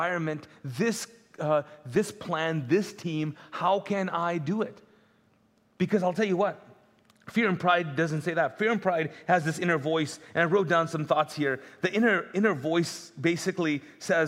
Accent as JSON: {"language": "English", "country": "Pakistan", "first_language": "Urdu", "second_language": "English", "moved": "yes", "lives_now": "Charlotte, United States", "said": "I'm Pakistani, neighboring country"}